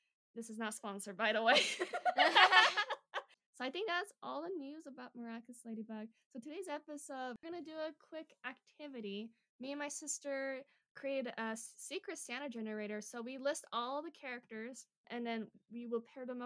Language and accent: English; South Korea; That's my home country